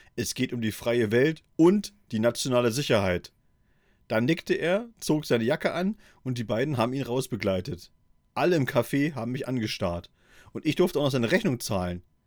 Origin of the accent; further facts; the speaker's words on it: East Germany, Germany; in meiner Kindheit in der DDR